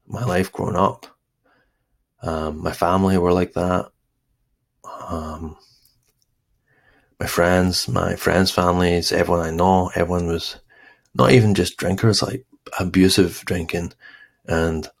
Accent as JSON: {"language": "English", "town": "East Kilbride", "region": "Scotland", "country": "United Kingdom", "tie": "born or raised there", "moved": "yes", "said": "I grew up in Glasgow, East Kilbride, actually, East Kilbride"}